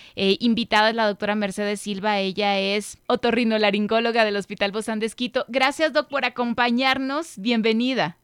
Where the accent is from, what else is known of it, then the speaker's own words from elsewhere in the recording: Mexico; Como cultura mexicana